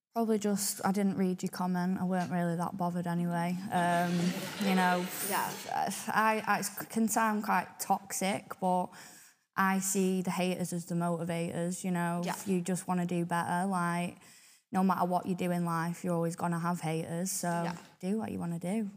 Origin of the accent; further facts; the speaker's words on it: Blackpool, North West England, United Kingdom; I definitely think Blackpool itself has definitely shaped me who I am today